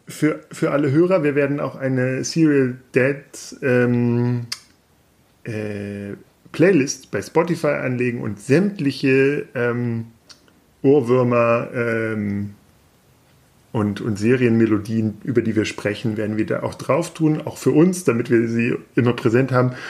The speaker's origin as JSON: {"language": "German", "town": "Peine", "region": "Lower Saxony", "country": "Germany", "said": "ich komme aus Peine, also quasi auch aus der Nähe von Hannover"}